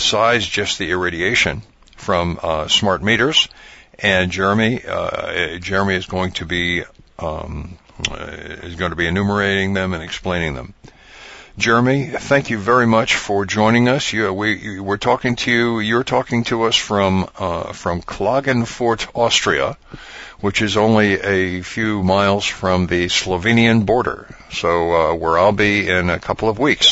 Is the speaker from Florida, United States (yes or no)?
no; New York City, New York, United States; moved away; I come from New York City